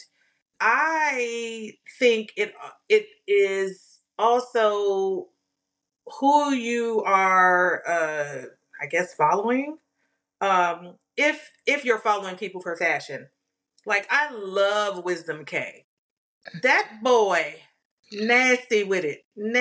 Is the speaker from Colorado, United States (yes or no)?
no; New York, United States; I was born in New York